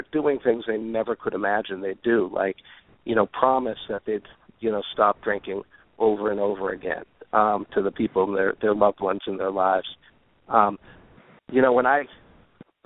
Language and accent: English; North Shore of Boston, Massachusetts, United States; I grew up on the North Shore, a beautiful town north of the city